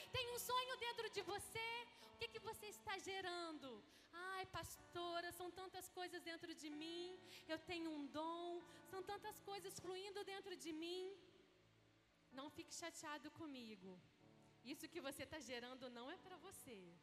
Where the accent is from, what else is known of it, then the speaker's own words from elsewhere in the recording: Resende, Rio de Janeiro, Brazil; also born or lived in Belo Horizonte; eu sou do interior daqui de Resende, mal saía da minha cidade que os meus pais não tinham condições para viajar